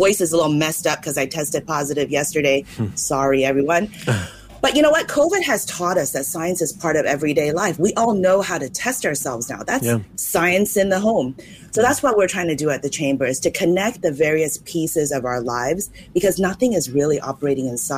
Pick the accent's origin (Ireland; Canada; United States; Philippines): United States; California; now in Singapore; I grew up in California, so I'm Chinese American.